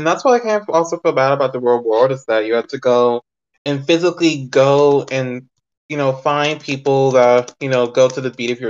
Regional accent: Texas, United States; I'm from Texas, and you know, here there's not a lot of musicians. At least where I live, there's not a lot of them.

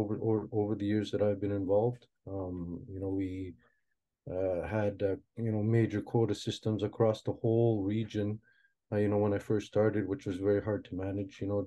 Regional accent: Inukjuak, Quebec, Canada; also born or lived in Moose Factory, Ontario; brought up here in Inuktitut, and I've done most of my schooling here

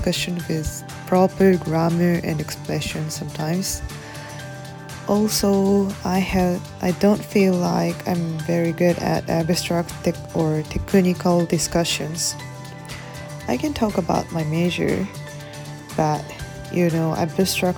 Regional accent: Tokyo, Japan; moved away as an adult; now in Zimbabwe; from Tokyo, Japan

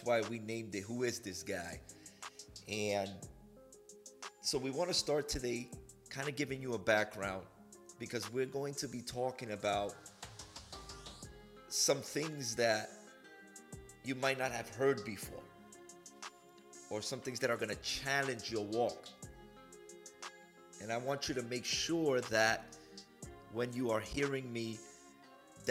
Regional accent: New York City, New York, United States; moved away as an adult; also born or lived in Massachusetts; now in Houston, United States; I was born in Harlem, New York in 1979, and I lived in New York until 2006

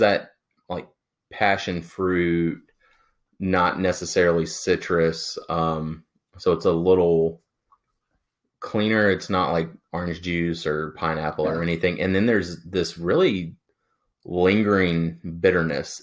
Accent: the South, United States; growing up in the South, where in the country where our water wasn't the best

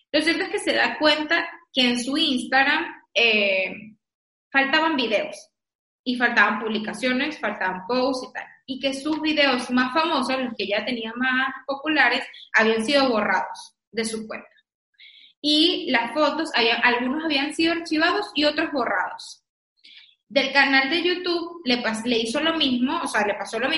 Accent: Venezuela; Y bueno, pero es que yo soy venezolana, pues

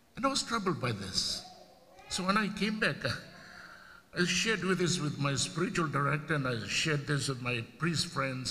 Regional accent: Fiji; now in United States; it's the only game that we play

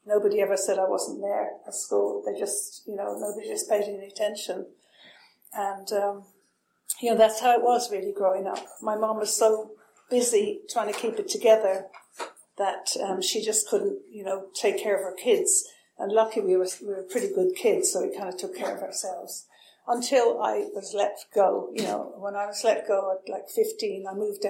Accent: Dublin, Leinster, Ireland; now in United States; I'm Irish. I was born in Dublin in Ireland

